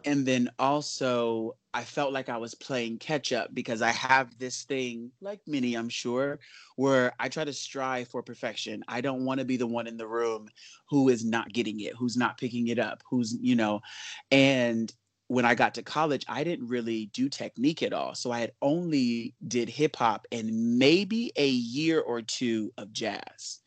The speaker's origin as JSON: {"language": "English", "town": "Los Angeles", "region": "California", "country": "United States", "tie": "born or raised there", "said": "I grew up in Los Angeles"}